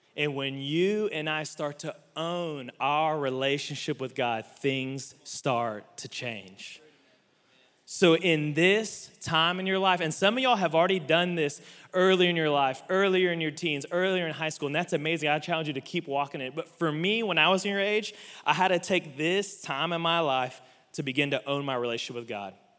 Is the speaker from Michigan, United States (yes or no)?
no; Oklahoma City, Oklahoma, United States; growing up in the South